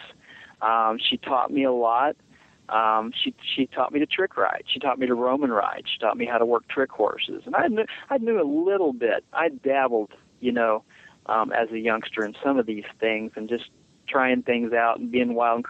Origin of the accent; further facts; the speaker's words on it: Southern Illinois, United States; I grew up in Southern Illinois in a rural area